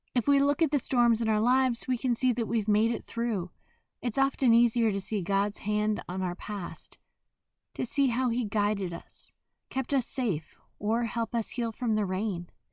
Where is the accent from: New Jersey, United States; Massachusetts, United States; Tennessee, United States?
New Jersey, United States; I am from Jersey.